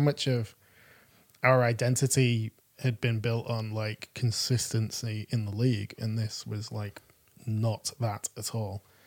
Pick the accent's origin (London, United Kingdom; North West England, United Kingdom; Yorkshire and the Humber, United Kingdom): North West England, United Kingdom; Manchester; I'm I'm from Manchester and um, pl- playing for a local football team when I was that age